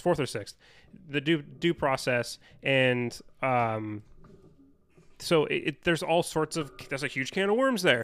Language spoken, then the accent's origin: English; United States; as an American